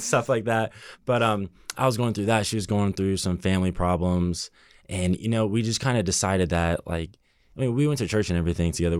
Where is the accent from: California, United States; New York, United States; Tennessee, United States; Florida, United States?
California, United States; Burbank; born or raised there